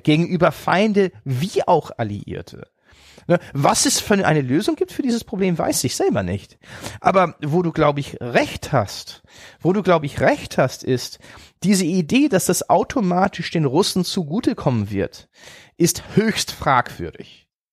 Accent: Germany; deswegen liebe ich Deutschland, man ist auch meine Heimat

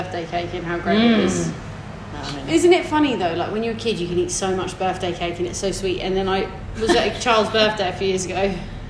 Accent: England, United Kingdom; moved away; growing up in England

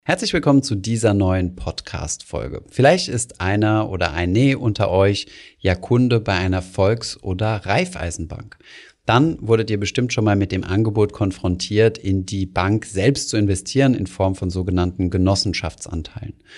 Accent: Germany; als Deutsche

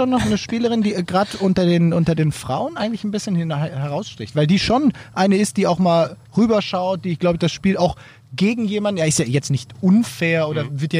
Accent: Switzerland; gerade als, als, als Schweizerin, das hat mir immer imponiert

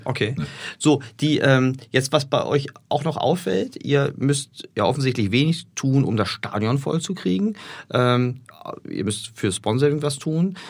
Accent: Berlin, Germany; moved away as an adult; now in Hamburg, Germany; Ich komme aus Berlin und mein alter Verein, Hertha BSC

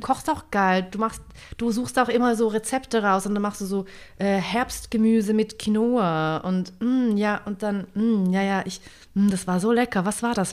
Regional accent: St. Gallen, Switzerland; St. Gallen, das ist der Ort, wo ich herkomme, das ist mein Hometown sozusagen, mein Home-Kanton

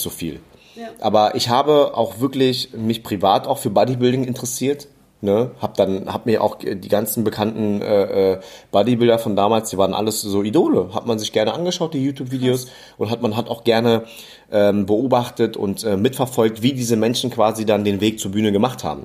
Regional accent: Germany; also born or lived in Berlin; als Deutsche

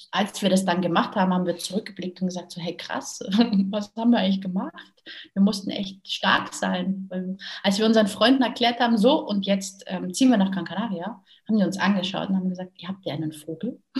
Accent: Munich, Bavaria, Germany; now in Mallorca, Spain; Ähm, geboren und aufgewachsen bin ich in München, in Bayern. Mittlerweile lebe ich auf Mallorca und lebe meinen persönlichen Traum.

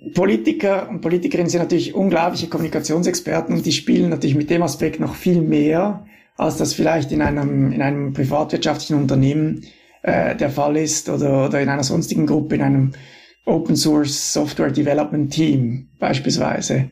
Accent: Switzerland; als Schweizer

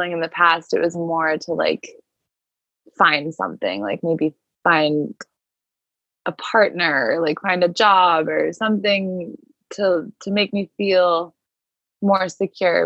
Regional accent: Cape Cod, Massachusetts, United States; I've been here since March in the house that I grew up in on Cape Cod with my mom and my grandma

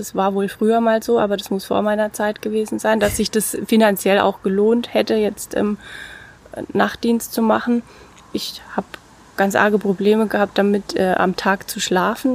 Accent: Bad Kissingen, Bavaria, Germany; moved away as an adult; also born or lived in Baden-Württemberg / Mosbach / Heidelberg; Ich komme aus Bad Kissing, bin auch dort äh, in die Schule gegangen und dort aufgewachsen

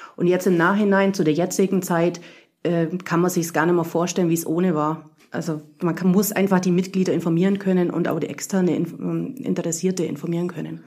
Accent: Burgau, Bavaria, Germany; moved away as an adult; ich komme aus Burgau im Schwabenland sozusagen, knapp an der baden württembergischen Grenze, aber noch Bayern. Ähm, ja, ich bin da aufgewachsen

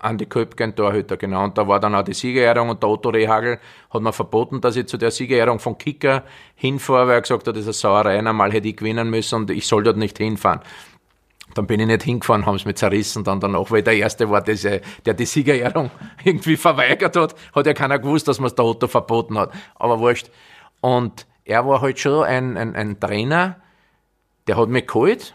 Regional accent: Austria; ich bin jetzt ein Österreicher, bin kein Brasilianer

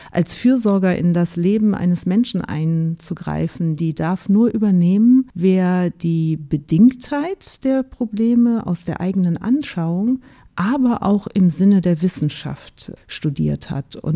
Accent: Rhineland, Germany; ich bin auch Österreicherin, aber im Rheinland aufgewachsen und sozialisiert, das bringt mich zurück zu meinen Wurzeln

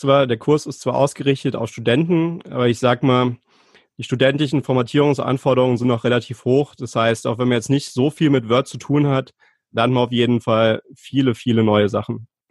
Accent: Saarland, Germany; Ich komme aus dem Saarland, wohne in der Nähe von Saarbrücken

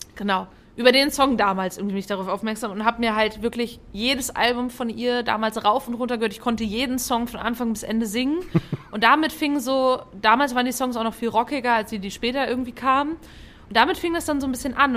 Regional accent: Fulda, Hesse, Germany; ich komme ja aus Fulda

